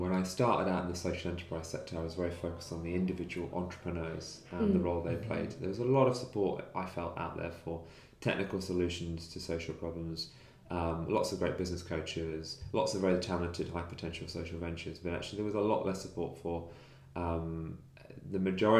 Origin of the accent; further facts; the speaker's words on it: Nottingham, East Midlands, United Kingdom; from my hometown of Nottingham. So I grew up in Nottingham and spent 20 years there.